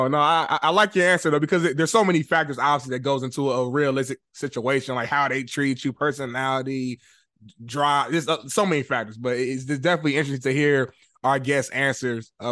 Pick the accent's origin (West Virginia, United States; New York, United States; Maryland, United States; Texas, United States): Maryland, United States; Waldorf; I'm from Waldorf.